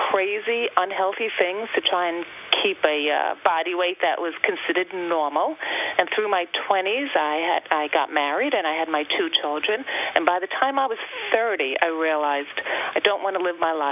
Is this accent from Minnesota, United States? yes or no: no; Long Island, New York, United States; I am Long Island born and bred. I've lived my entire life on Long Island in different areas of Long Island, but I've raised my family here, and uh, this is my home.